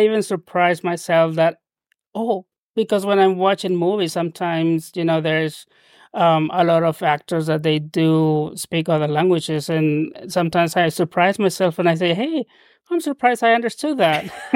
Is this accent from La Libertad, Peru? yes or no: yes; Trujillo, La Libertad, Peru; first language Spanish; English is a second language; moved away as an adult; now in United States; I spent my childhood and adolescence down in Peru